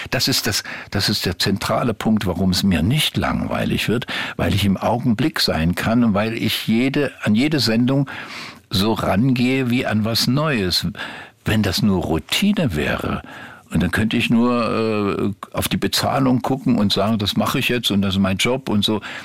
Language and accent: German; Meissen, Saxony, Germany; moved away; also born or lived in Grimma; Da wohnte ich ja als Kind erstmal in Meißen. Ja. Bin ja, habe meine ganze Kindheit in Meißen verbracht